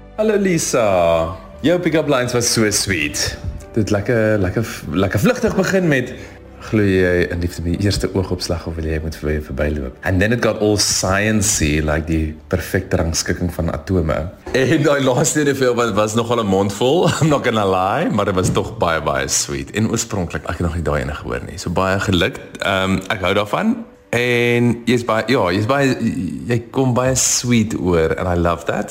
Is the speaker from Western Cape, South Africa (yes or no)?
yes; Stellenbosch, Western Cape, South Africa; ek kom van Stellenbosch af